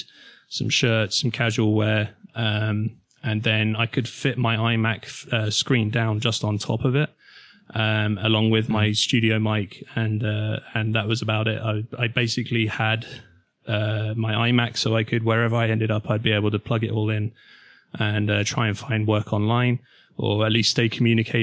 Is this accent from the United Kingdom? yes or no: yes; Milton Keynes, South East England, United Kingdom; my hometown, Milton Keynes